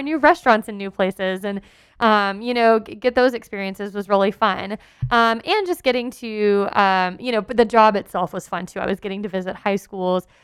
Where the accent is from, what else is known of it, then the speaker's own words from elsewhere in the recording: Texas, United States; moved away as an adult; I lived outside my home state of Texas